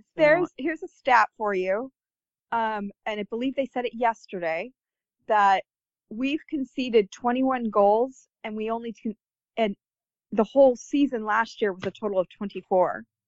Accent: United States; being an American

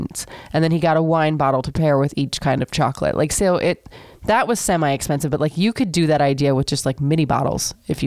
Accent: Seminole, Florida, United States; I grew up in Seminole, Florida, very, very small town

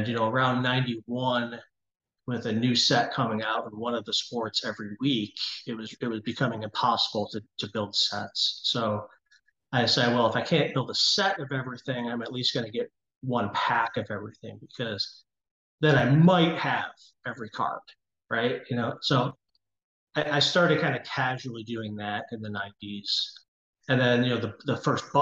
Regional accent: Cleveland, Ohio, United States; I grew up in Cleveland

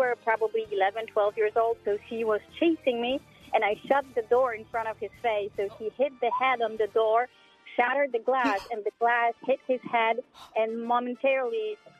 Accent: Poland; moved away; So I grew up in Poland

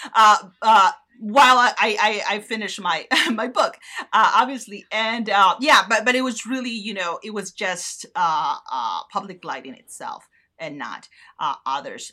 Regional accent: northern Mexico, Mexico; moved away; in the north uh, close to my hometown

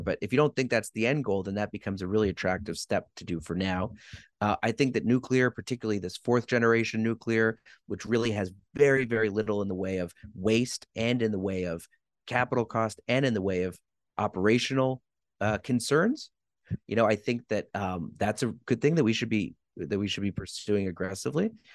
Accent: Quebec, Canada; I'm from Quebec

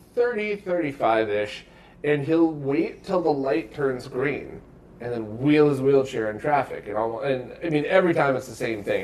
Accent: Bridgeport, Connecticut, United States; I grew up in Bridgeport

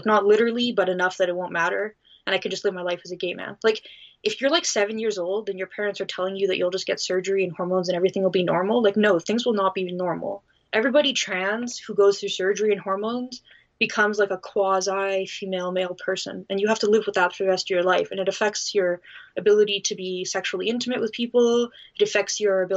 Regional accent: Canada

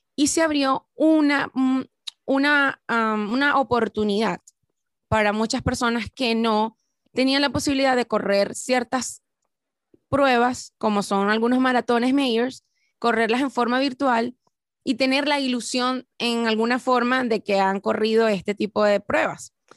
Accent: Venezuela; somos ambos venezolanos

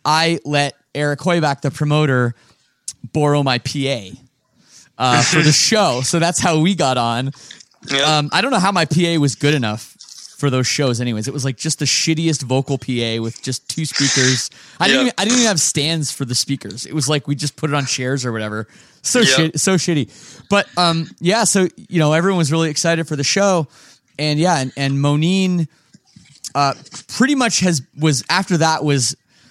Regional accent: Oakville, Ontario, Canada; my hometown of Oakville, Ontario

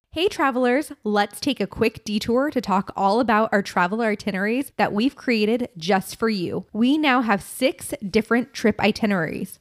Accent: California, United States; we're from California

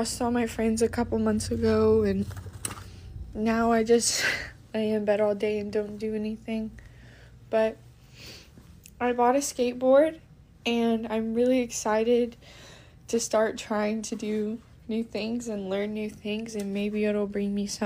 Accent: Texas, United States; I'm 15 and I'm from Texas.

